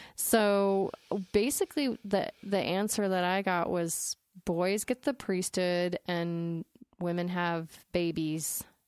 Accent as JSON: {"language": "English", "region": "Utah", "country": "United States", "tie": "born or raised there", "said": "I was growing up in Utah County, which is the Mormonist of the, the counties"}